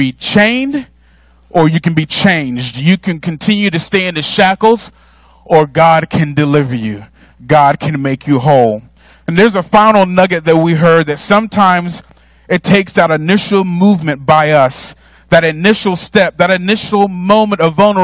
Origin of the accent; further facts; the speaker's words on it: North Carolina, United States; I'm from North Carolina, but I was also raised as an only child